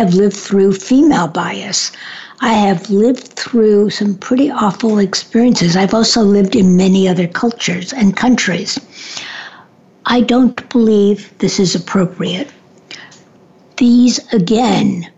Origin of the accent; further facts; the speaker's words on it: New York City, New York, United States; I grew up in New York